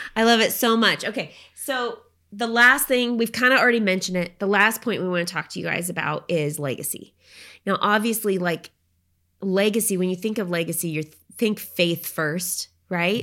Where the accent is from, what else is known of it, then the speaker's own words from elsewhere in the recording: Oregon, United States; moved away; I grew up in Oregon